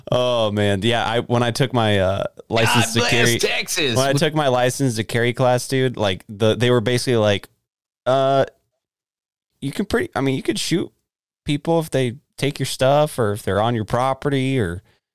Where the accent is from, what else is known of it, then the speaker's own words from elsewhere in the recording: Texas, United States; I'm from Texas.